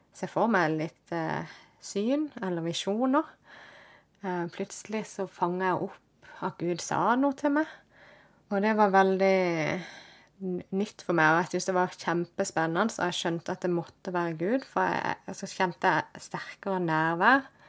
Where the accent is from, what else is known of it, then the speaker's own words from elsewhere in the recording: Kristiansand, Agder, Norway; jeg ble født og oppvokst i Kristiansand, midt i byen.